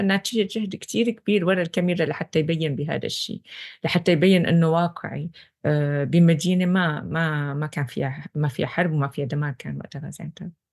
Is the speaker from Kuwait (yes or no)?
no; Syria; moved away; كسورية أنا